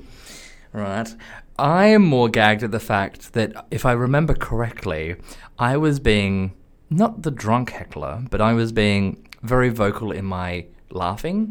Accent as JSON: {"language": "English", "country": "Australia", "said": "I'm from Australia."}